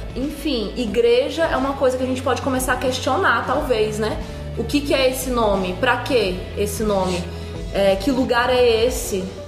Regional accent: Brazil; eu sou brasileira e carrego tudo isso junto comigo

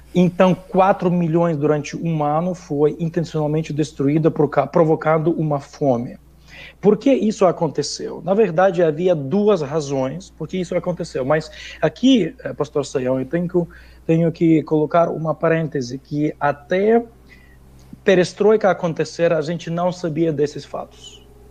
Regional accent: Lviv, Lviv Oblast, Ukraine; Portuguese is a second language; moved away; eu sendo ucraniano, eu estudava numa escola russa, na cidade de Lviv

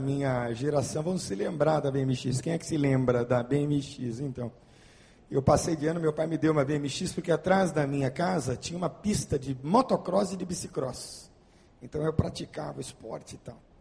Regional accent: Santo André, São Paulo, Brazil; moved away; also born or lived in Bauru; a minha história é de um menino, como outro qualquer, que morava lá na cidade de Santo André, São Paulo, feliz da vida, tendo sido criado por meus pais

